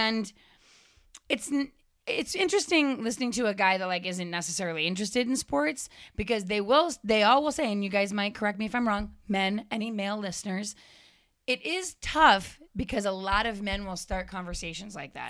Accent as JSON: {"language": "English", "town": "Framingham", "region": "Massachusetts", "country": "United States", "tie": "born or raised there", "moved": "yes", "said": "I grew up in Framingham"}